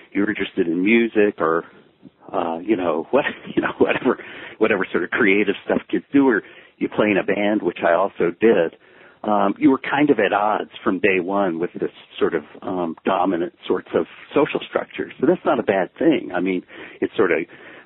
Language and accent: English; Memphis, Tennessee, United States; moved away as an adult; also born or lived in Ohio / New York; I was born in one place, but really came from another. And the place I came from is Memphis